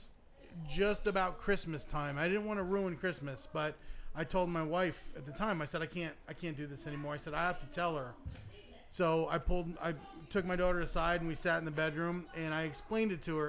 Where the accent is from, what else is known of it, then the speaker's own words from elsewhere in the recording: Grand Rapids, Michigan, United States; I was born in Grand Rapids, Michigan